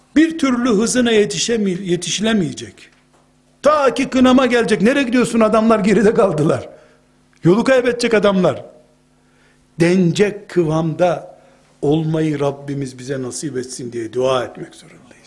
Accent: Black Sea Region, Turkey; Bizim Karadeniz'de

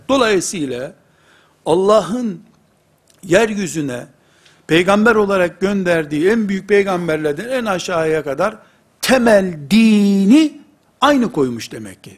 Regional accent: Turkey; Biz Türkiye'liyiz.

